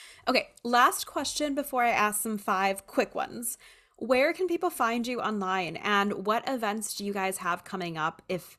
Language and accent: English; Oahu, Hawaii, United States; Like Oahu, I was born on Oahu, and Oahu is such a like, it's just like a city, you know?